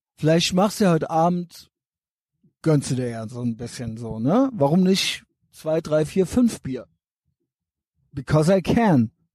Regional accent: Germany; Ich bin ja auch Deutscher

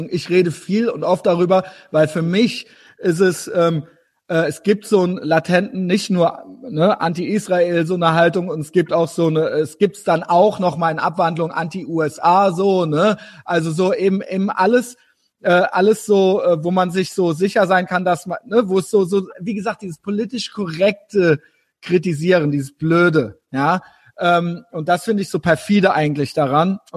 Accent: Germany

